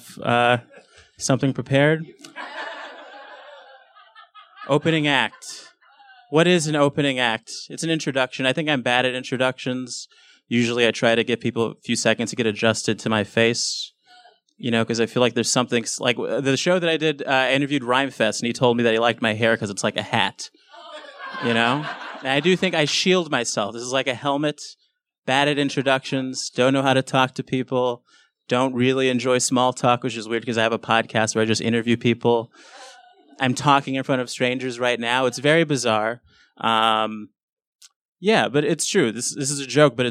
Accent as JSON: {"language": "English", "town": "Los Angeles", "region": "California", "country": "United States", "tie": "born or raised there", "said": "I grew up in South Central LA, which is a pretty bad neighborhood."}